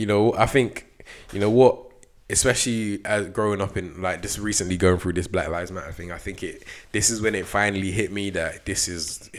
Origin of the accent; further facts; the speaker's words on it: Coventry, West Midlands, United Kingdom; I was from Coventry